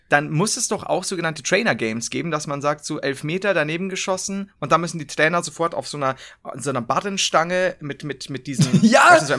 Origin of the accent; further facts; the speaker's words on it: Bavaria, Germany; ich bin Bayer, ich habe keine Wahl.